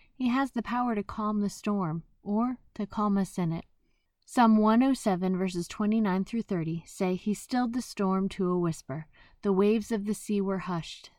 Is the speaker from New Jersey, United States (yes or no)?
yes; New Jersey, United States; I am from Jersey.